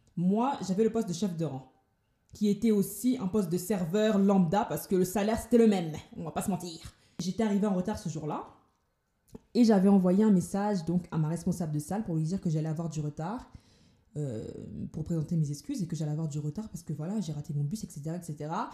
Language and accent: French; Paris, Île-de-France, France; moved away as an adult; now in Toulouse, France; je viens de Paris, et j'ai décidé d'emménager sur Toulouse